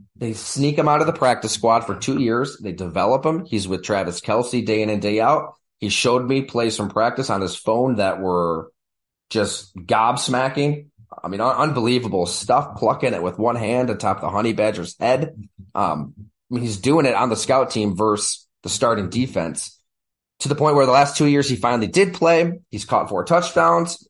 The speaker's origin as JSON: {"language": "English", "town": "Buffalo", "region": "New York", "country": "United States", "said": "I'm from Buffalo myself, about an hour south"}